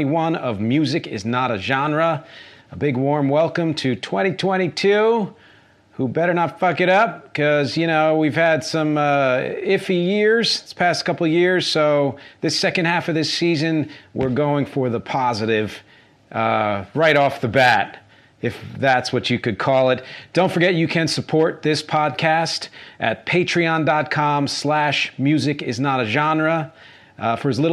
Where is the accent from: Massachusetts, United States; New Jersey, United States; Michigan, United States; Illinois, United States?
New Jersey, United States; moved away as an adult; also born or lived in Philadelphia, Pennsylvania; now in New York, United States; I grew up in New Jersey